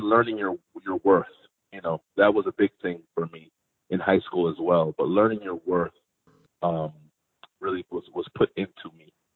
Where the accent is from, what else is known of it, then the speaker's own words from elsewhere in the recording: Hartford, Connecticut, United States; also born or lived in Bloomfield, Connecticut; I was born and raised in Hartford, Connecticut